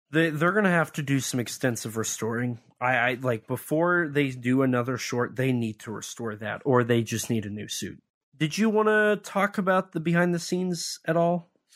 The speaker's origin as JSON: {"language": "English", "region": "Missouri", "country": "United States", "tie": "born or raised there", "said": "he's from my home state"}